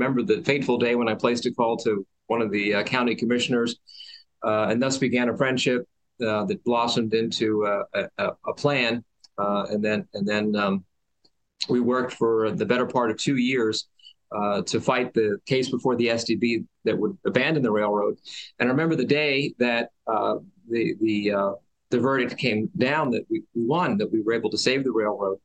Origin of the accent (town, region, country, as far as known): Boyertown, Pennsylvania, United States; born or raised there; moved away as an adult; also born or lived in Philadelphia / Ithaca, New York